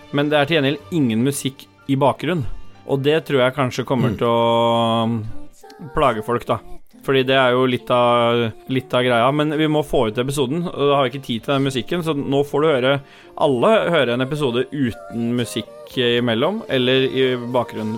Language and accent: Norwegian; Oslo, Norway; Jeg er fra Lambertseter